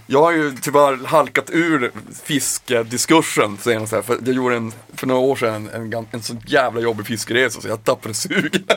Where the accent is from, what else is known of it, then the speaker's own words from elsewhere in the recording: Piteå, Norrbotten County, Sweden; moved away; när jag var hemma i Piteå